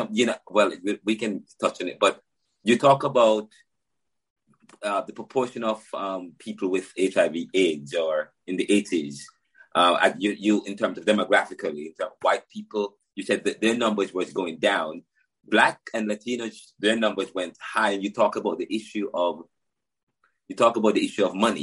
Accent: Jamaica; now in Philadelphia, United States; I'm from Jamaica

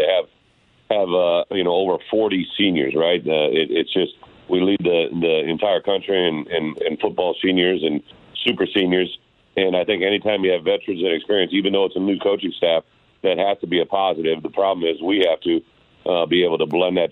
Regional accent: Illinois, United States; my home state

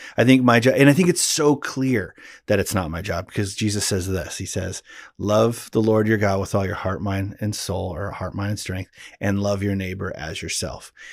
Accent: Pacific Northwest, United States; growing up in the Pacific Northwest

